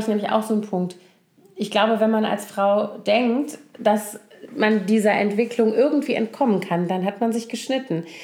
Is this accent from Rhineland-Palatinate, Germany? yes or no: yes; Koblenz, Rhineland-Palatinate, Germany; now in Berlin, Germany; meine Heimatstadt Koblenz